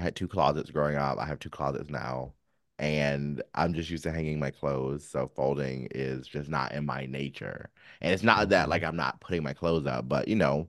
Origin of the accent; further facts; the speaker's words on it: North Carolina, United States; Now, I came from North Carolina